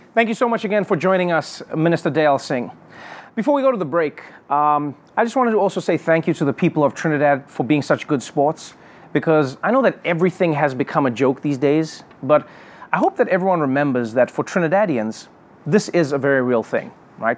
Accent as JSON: {"language": "English", "country": "South Africa", "said": "as a South African"}